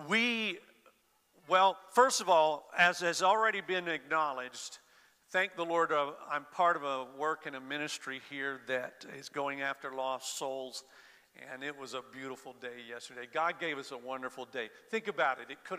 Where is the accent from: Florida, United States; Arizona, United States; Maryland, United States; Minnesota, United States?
Florida, United States; I grew up in Florida